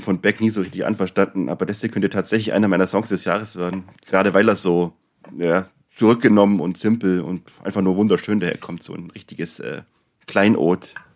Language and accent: German; Neu-Ulm, Bavaria, Germany; ich bin ja auch aus Neu-Ulm